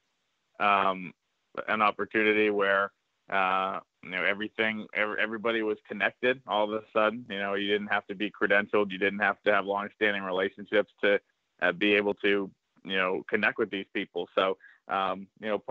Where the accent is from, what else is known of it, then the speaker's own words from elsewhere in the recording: Northborough, Massachusetts, United States; I grew up in Massachusetts